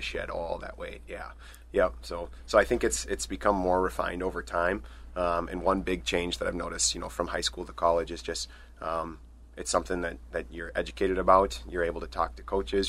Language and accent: English; Stillwater, Minnesota, United States; moved away as an adult; now in Eau Claire, United States; I'm originally from Stillwater, Minnesota, so just across the border